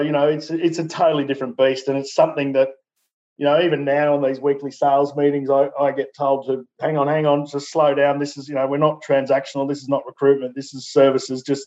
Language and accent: English; Newcastle, New South Wales, Australia; Newcastle, my hometown